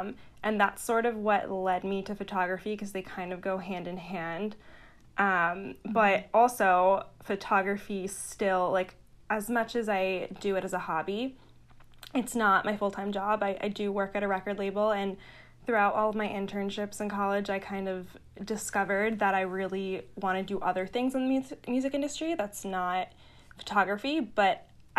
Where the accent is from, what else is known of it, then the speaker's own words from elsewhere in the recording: Long Island, New York, United States; also born or lived in Boston; So I grew up on Long Island, New York, and then I went to school in Boston